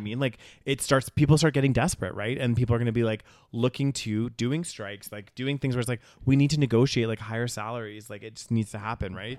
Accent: Canada; they knew I was from Canada

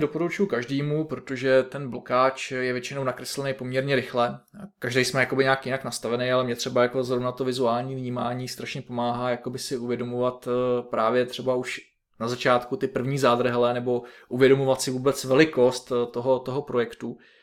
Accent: Liberec Region, Czechia; pocházím ze severního kraje z Liberecka

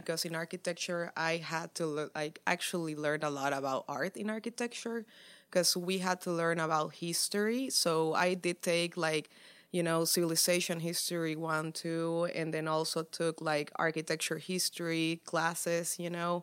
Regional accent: Santa Cruz de la Sierra, Santa Cruz, Bolivia; now in Dallas, United States; I'm an artist from Santa Cruz de la Sierra, Bolivia

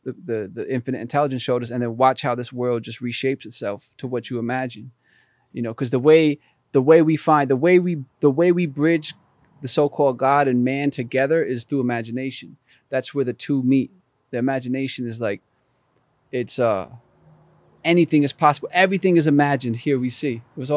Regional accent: Albany, New York, United States; I was born and raised in Albany, New York

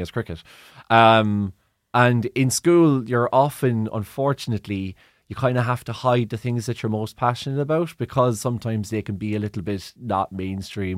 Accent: Cork, Munster, Ireland; I'm from Cork

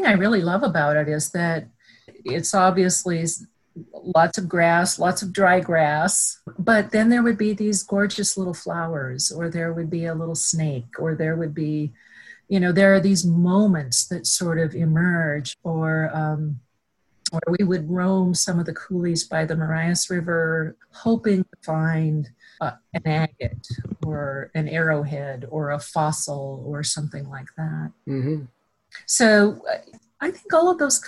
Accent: about 20 miles south of Inverness, on the High Line, Montana, United States; I actually grew up about 20 miles south of Inverness

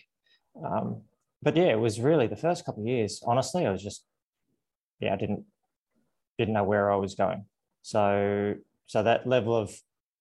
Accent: Canberra, Australian Capital Territory, Australia; moved away as an adult; also born or lived in Italy; Canberra was my hometown back then

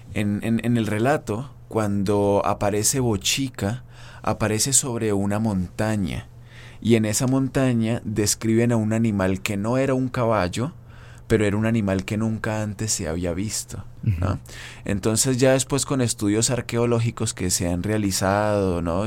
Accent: Colombia; moved away; yo provengo de Colombia

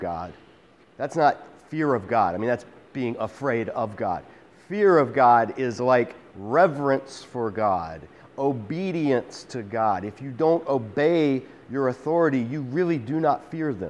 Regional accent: United States; we as American Christians

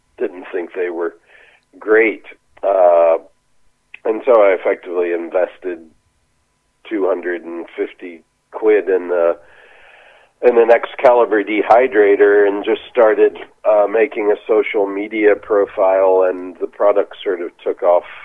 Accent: Texas, United States; moved away as an adult; also born or lived in Los Angeles, California; now in Australia

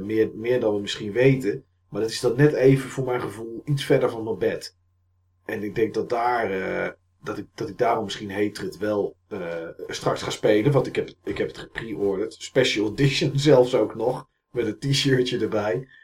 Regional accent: Enschede, Overijssel, Netherlands; bij ons in Enschede

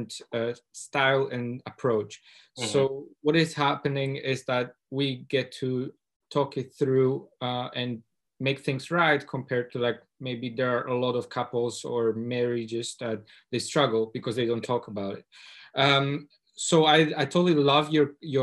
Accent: Poland; moved away as an adult; now in Scotland, United Kingdom; I come from Poland, from a working class family, low income, and I came to Scotland 10 years ago

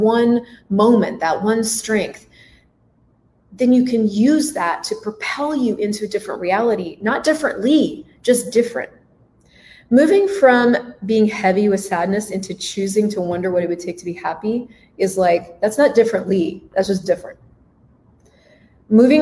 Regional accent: United States; I was in a very hippie blender cult growing up in the United States

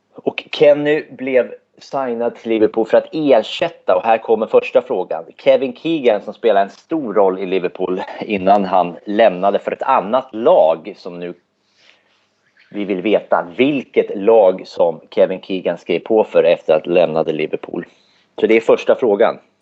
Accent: Södermanland, Sweden; now in Örebro, Sweden; Jag är från Sörmland från början

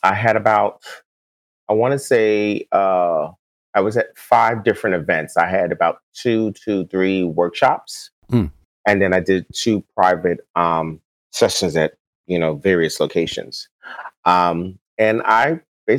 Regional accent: New York, United States; also born or lived in the South; now in California, United States; I'm a New Yorker, but I lived in the South

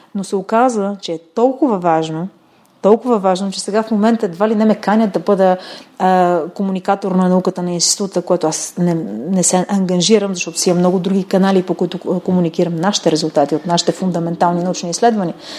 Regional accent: Kyustendil, Kyustendil Province, Bulgaria; в болницата в родния ми град Кюстендил

